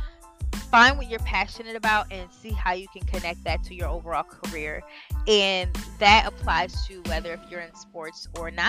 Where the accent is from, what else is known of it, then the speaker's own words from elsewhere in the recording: Delaware, United States; moved away as an adult; now in Washington, D.C., United States; we're from Delaware. I currently live in Washington, D.C.